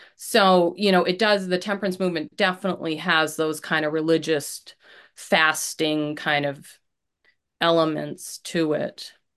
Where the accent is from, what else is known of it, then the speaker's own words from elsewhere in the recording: Maine, United States; I grew up in Maine